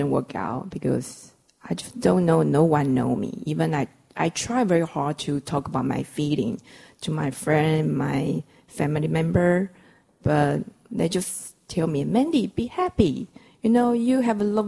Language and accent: English; Taiwan; English is a second language; I come from Taiwan, so we're using kilos and centimeter.